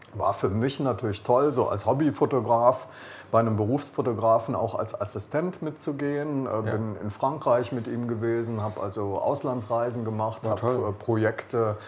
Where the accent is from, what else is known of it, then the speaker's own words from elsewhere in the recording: Rhineland, Germany; ich bin Rheinländer